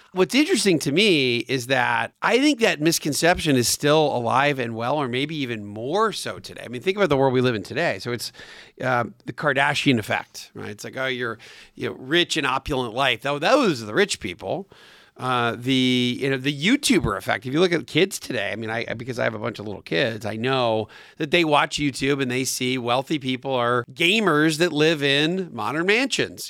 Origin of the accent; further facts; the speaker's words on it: Atlanta, Georgia, United States; my hometown here in Atlanta